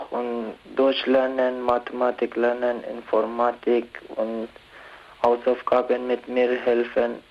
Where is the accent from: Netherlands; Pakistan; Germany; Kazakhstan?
Pakistan; German is a second language; now in Switzerland; bin 18 Jahre alt. Ich komme aus Pakistan.